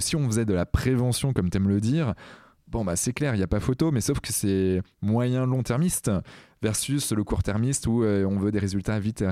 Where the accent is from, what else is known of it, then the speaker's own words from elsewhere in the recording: Brittany, France; en tant que breton que je suis